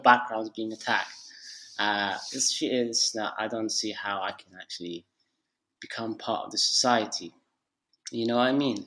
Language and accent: English; Tripoli, Libya; moved away; also born or lived in United Kingdom / Turkey; my home country, Libya, Tripoli, Libya